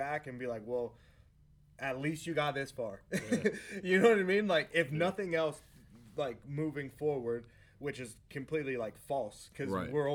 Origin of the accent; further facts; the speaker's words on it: Las Vegas, Nevada, United States; in a house in my hometown